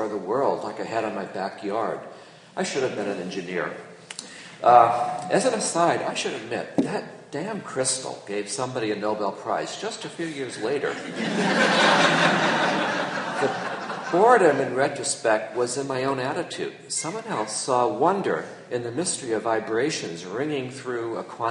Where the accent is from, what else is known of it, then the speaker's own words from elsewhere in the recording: Long Island, New York, United States; growing up on Long Island, New York